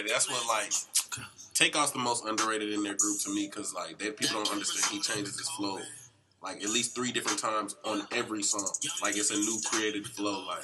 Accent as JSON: {"language": "English", "town": "Atlanta", "region": "Georgia", "country": "United States", "said": "I'm from uh, the county, North Side."}